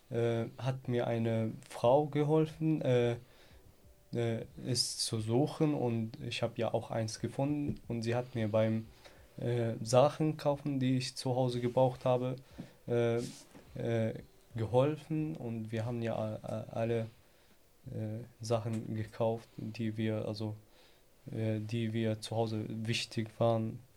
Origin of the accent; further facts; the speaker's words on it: Syria; German is a second language; now in Germany; ich bin ja auch nicht auch, äh, aus Deutschland, ich komme aus Syrien.